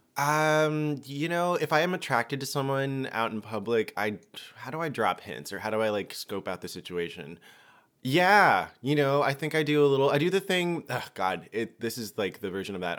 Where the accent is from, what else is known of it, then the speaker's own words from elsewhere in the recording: Georgia, United States; I'm from Georgia, and we smile at people